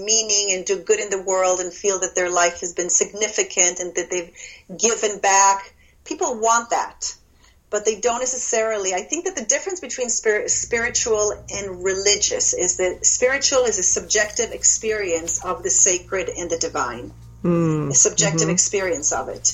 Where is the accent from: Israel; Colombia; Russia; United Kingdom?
Israel; moved away; I was born and raised in Israel to a Jewish, Israeli, but Polish father and a Swedish Protestant Christian mother